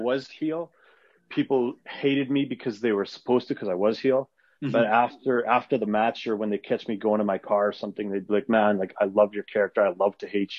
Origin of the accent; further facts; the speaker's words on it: Canada; first language Arabic; English is a second language; also born or lived in Edmonton; I was born in Canada, but I'm Lebanese, and like my first language is Arabic. I was raised Muslim, and yeah, you know, but like I'm from small towns and grew up in small towns, then I moved